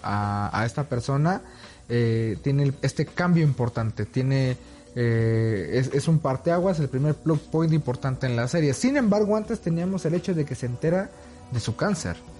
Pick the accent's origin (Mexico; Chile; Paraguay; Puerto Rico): Mexico; also born or lived in Mexico City; nosotros como mexicanos